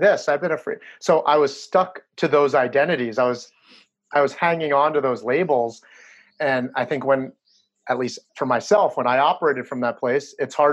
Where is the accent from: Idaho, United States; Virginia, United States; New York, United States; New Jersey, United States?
New Jersey, United States; I'm a Chinese guy who grew up in New Jersey.